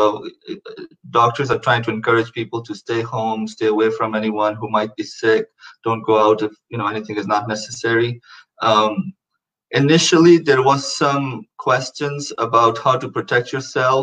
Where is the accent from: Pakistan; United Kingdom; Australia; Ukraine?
Pakistan; now in Houston, United States; we're both from Pakistan